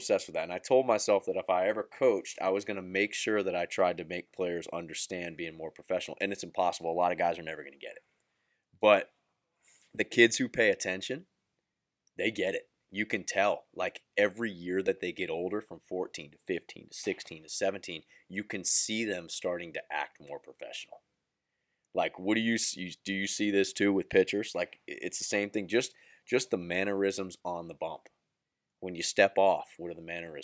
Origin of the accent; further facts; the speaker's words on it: Central Florida, United States; I'm from the Central Florida area